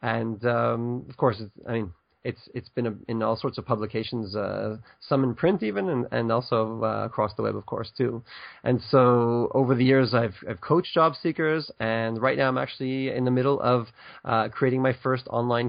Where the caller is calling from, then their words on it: Ashdod, Southern District, Israel; So I'm actually right now in a town called Ashdod, which is about 35 kilometers south of Tel Aviv on the beach.